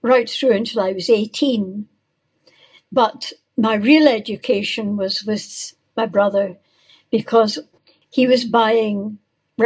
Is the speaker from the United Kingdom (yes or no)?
yes; Falkirk, Scotland, United Kingdom; also born or lived in Edinburgh; now in Largs, United Kingdom; I was born in Falkirk. My father was in the library, and my parents were elderly, really. But I had a very good childhood.